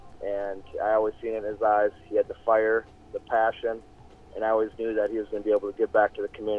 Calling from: Somerset, Wisconsin, United States; calling from Somerset, Wisconsin.

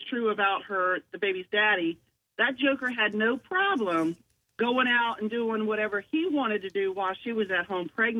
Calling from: North Charleston, South Carolina, United States; I'm calling from North Charleston.

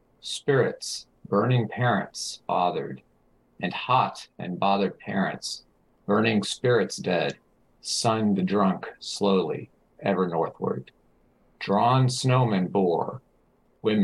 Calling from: Austin, Texas, United States; I'm in Austin, Texas.

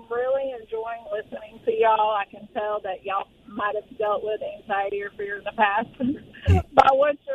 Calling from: Orange Park, Florida, United States; calling from uh, Orange Park currently.

